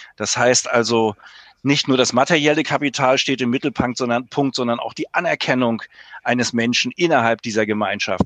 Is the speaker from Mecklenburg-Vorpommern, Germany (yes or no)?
yes; Mecklenburg-Vorpommern, Germany; bei uns in Mecklenburg